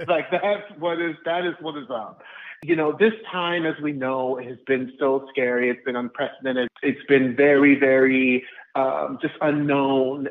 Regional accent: Orlando, Florida, United States; My hometown of Orlando, Florida

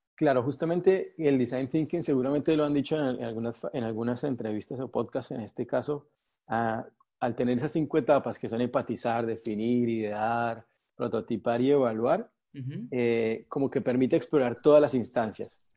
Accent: Colombia; moved away as an adult; now in Argentina; soy colombiano, vivo en Argentina hace siete años

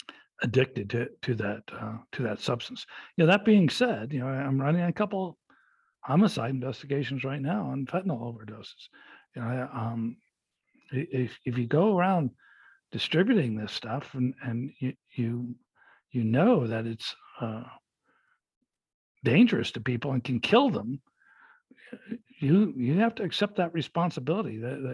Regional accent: Los Angeles, California, United States; I was growing up in Los Angeles

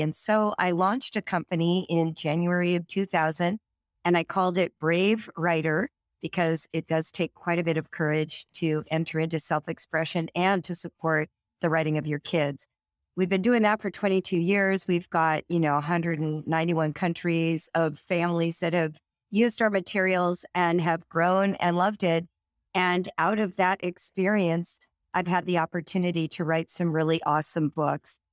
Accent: California, United States; born or raised there; now in Cincinnati, United States

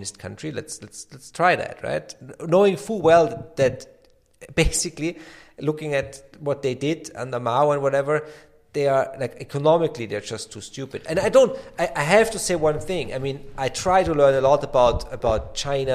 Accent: Austria; I come from Austria

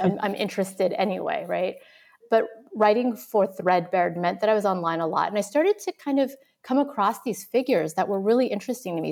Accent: California, United States; moved away as an adult; also born or lived in Vietnam; now in New York, United States; I'm originally from California, um, in the United States. I was born in Vietnam, um, and came over as a refugee, like so many others, in the mid nineteen seventies

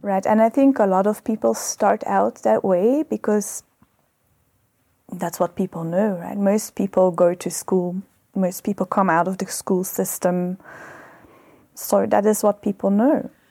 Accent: Belgium; moved away as an adult; now in South Africa; I was born in Belgium.

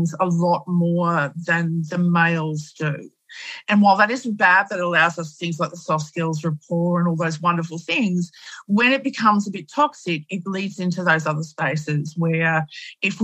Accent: Australia; in Australia, we Aussify it

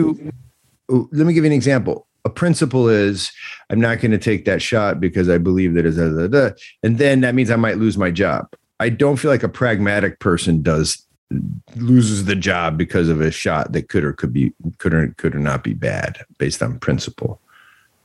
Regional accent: United States; as an American person

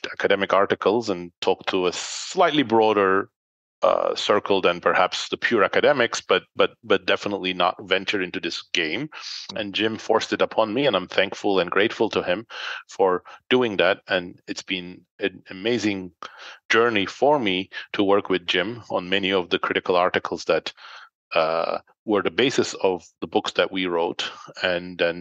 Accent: Turkey; moved away as an adult; also born or lived in York, United Kingdom / London, United Kingdom; now in United States; when I was a teenager, actually, growing up in Turkey

